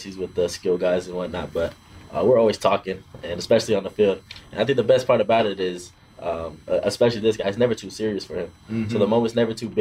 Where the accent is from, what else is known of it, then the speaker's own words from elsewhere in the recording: Tonga; moved away; I'm from the Kingdom of Tonga.